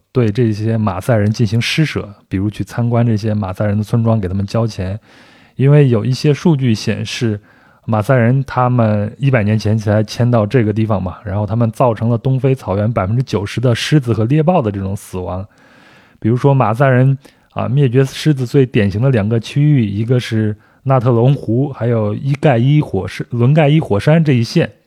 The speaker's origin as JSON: {"language": "Chinese", "region": "rural Henan", "country": "China", "tie": "born or raised there", "said": "我小时候在河南的农村生活"}